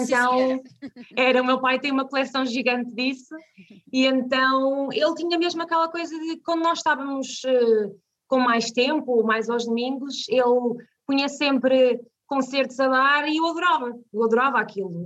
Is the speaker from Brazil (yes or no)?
no; Vila Nova de Tazem, Centro, Portugal; also born or lived in Viseu; now in Canas de Senhorim, Portugal; nasci em Viseu, mas vivi 13 anos uh, numa zona chamada, numa vila chamada Vila Nova de Tazem